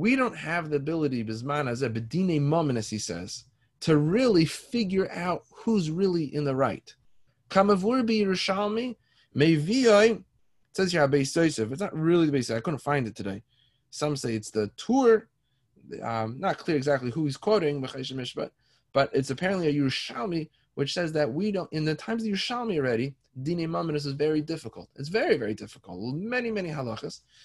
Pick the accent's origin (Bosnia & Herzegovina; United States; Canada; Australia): Canada; Toronto, Ontario; I grew up in Toronto, down the street from me